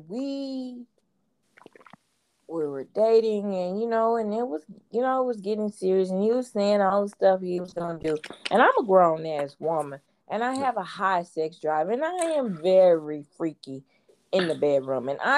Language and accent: English; Houston, Texas, United States; I'm from Fifth Ward